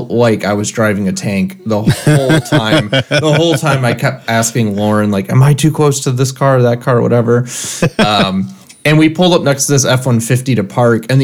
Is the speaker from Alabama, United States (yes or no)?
no; Michigan, United States; now in San Francisco, United States; I grew up in Michigan